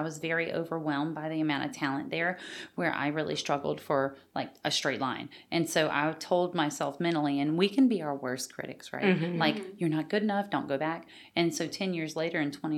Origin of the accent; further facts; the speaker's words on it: Pride, Louisiana, United States; moved away as an adult; now in Walker, United States; I grew up in Pride, a tiny, tiny town that doesn't even have stoplights